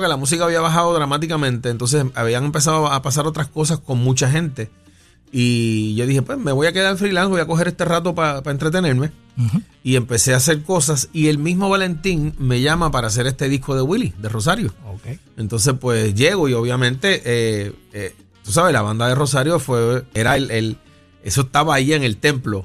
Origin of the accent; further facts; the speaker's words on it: San Juan, Puerto Rico; also born or lived in Río Piedras; yo nací en el barrio Venezuela de Río Piedras y me crié entre Puerto Nuevo, Caparra